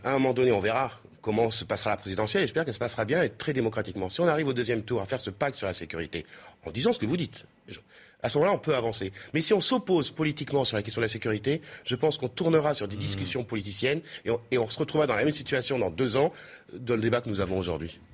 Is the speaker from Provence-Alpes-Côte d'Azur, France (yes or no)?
yes; Marseille, Provence-Alpes-Côte d'Azur, France; je viens de Marseille